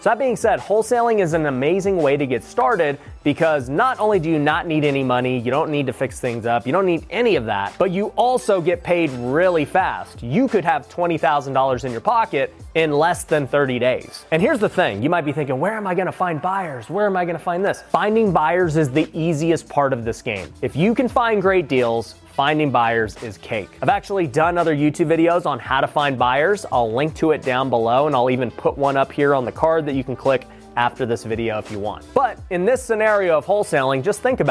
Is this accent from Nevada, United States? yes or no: yes; Las Vegas, Nevada, United States; Las Vegas, my hometown.